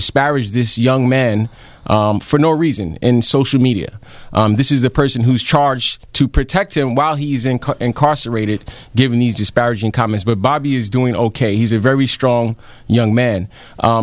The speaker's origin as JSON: {"language": "English", "town": "New York City", "region": "New York", "country": "United States", "tie": "born or raised there", "said": "I grew up in Brownsville as well"}